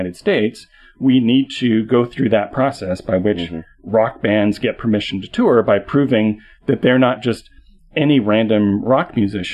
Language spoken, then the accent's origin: English; Canada; as a Canadian